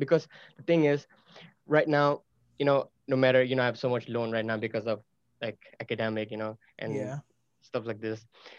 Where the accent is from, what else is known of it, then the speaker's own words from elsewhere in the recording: Hong Kong; I was growing up in Hong Kong.